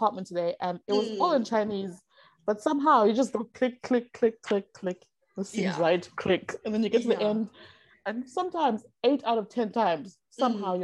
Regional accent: South Africa; moved away as an adult; now in China; as a South African

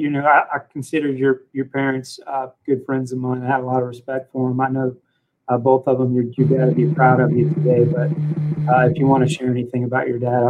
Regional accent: Hutchinson, United States; even though we're from Hutchinson and Countryside Lanes

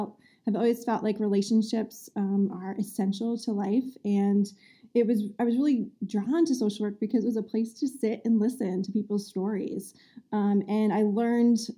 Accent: New Jersey, United States; moved away as an adult; also born or lived in Massachusetts; now in north of Boston, United States; I grew up in New Jersey

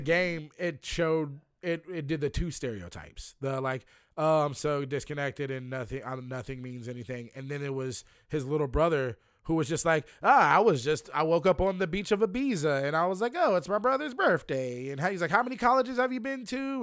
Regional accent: Lynchburg, Virginia, United States; I'm from Lynchburg, Virginia

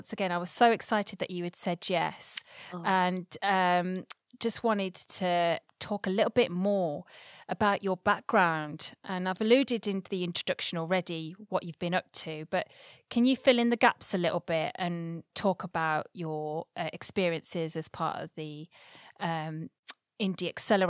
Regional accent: England, United Kingdom; now in Bristol, United Kingdom; because I'm somebody that comes from the Midlands and I try quite hard to hide my actual accent.

